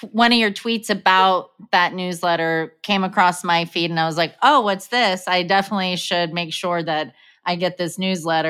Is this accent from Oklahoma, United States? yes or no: yes; Oklahoma, United States; now in New York City, United States; I'm originally from Oklahoma where we are very, I would say like that Midwestern Southern